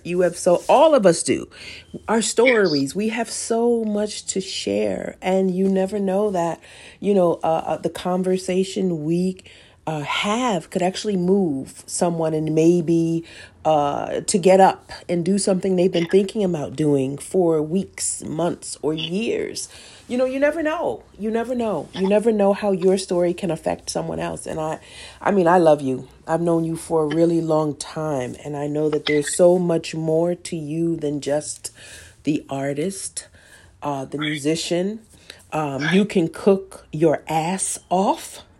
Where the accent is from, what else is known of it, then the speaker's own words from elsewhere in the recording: Midwest, United States; That's because we're from the Midwest. We're from the Midwest, okay?